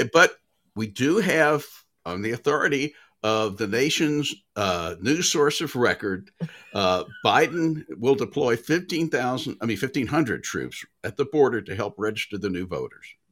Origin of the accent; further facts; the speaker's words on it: Nashville, Tennessee, United States; moved away; growing up in Nashville